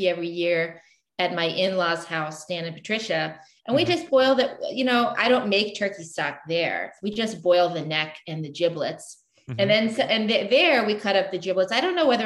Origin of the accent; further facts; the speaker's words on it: the South, United States; I grew up in the South